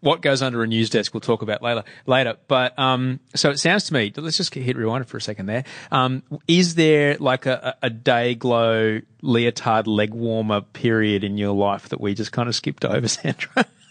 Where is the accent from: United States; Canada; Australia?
Australia; Brisbane, Queensland; also born or lived in Adelaide; when we first moved to Brisbane when we were kids, from Adelaide